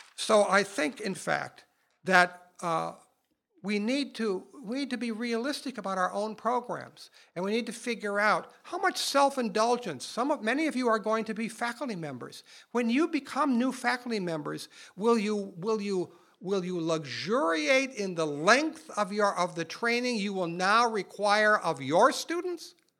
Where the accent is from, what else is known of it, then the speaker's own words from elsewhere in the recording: Minnesota, United States; my home state of Minnesota